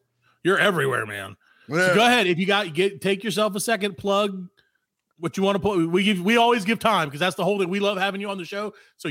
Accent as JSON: {"language": "English", "region": "South Carolina", "country": "United States", "said": "we're from South Carolina, so we're a little far away."}